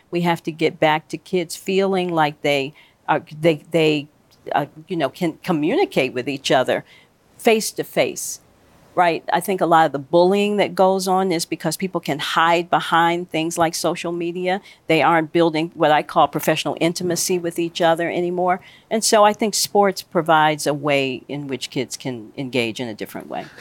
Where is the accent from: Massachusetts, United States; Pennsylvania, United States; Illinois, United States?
Illinois, United States; Chicago; I grew up in Chicago.